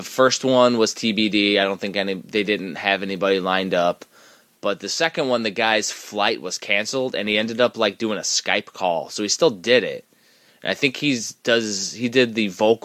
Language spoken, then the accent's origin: English; Midwest, United States; we're from the Midwest